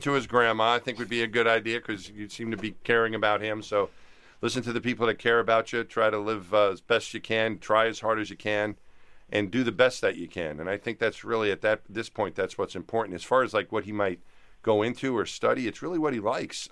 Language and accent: English; Franklin Square, New York, United States; There's nothing special about us growing up in Franklin Square